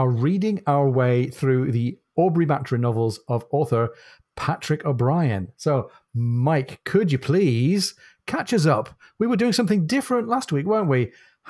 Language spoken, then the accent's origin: English; the north of England, United Kingdom; accent: northern; That's my northern accent failing to rhyme brass and arse.